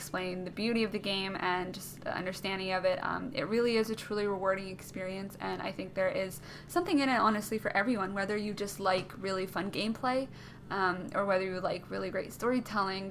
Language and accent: English; Canada; I'm Canadian